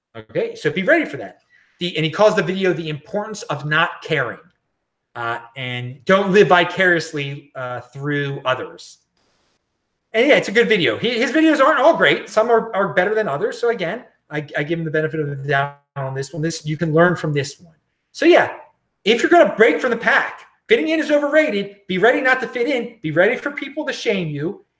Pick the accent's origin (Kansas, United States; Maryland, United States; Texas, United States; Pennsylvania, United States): Maryland, United States; Baltimore; my hometown of Baltimore